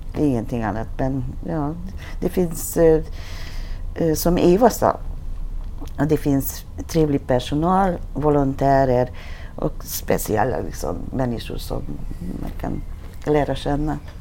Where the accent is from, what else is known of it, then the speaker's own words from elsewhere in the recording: Hungary; Swedish is a second language; moved away as an adult; now in Sweden; Jag kom till Sverige från Ungern i 80-talet